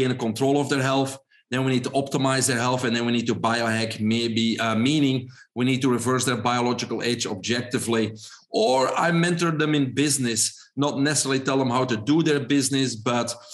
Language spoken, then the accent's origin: English; Belgium; English is a second language; moved away as an adult; also born or lived in Brussels; now in United States; probably everybody can hear my accent. I'm originally from Belgium.